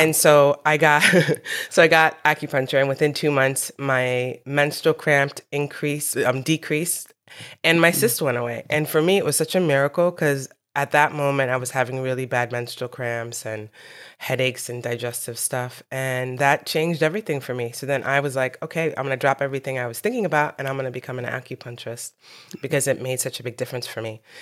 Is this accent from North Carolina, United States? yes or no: no; New York City, New York, United States; I was born in New York City.